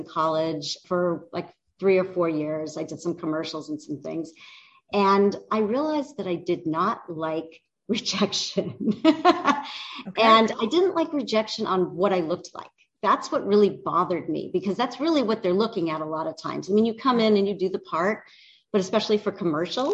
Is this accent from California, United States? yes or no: yes; Los Angeles, California, United States; I grew up in the San Fernando Valley, which was very suburban